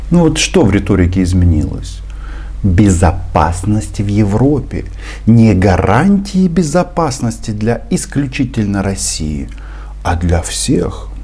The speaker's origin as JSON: {"language": "Russian", "country": "Ukraine", "also_born_or_lived": "Kyiv", "said": "Я украинец. Это моя страна, и я отсюда никуда не собираюсь уезжать"}